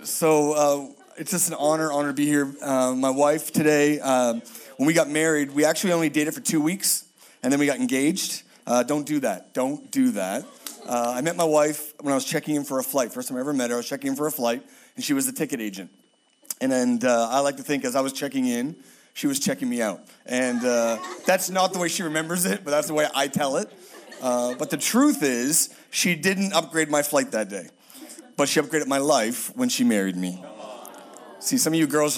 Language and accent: English; Halifax, Nova Scotia, Canada; moved away; I'm from Halifax, Nova Scotia, which is east of Tennessee, very east